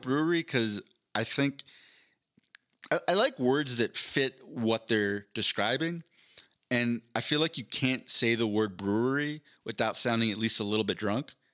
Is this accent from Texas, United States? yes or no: no; Philadelphia, Pennsylvania, United States; now in Denver, United States; I'm from Philadelphia